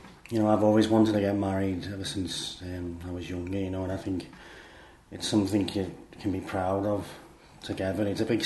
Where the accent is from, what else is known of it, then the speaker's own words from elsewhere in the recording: Liverpool, North West England, United Kingdom; I'm from Liverpool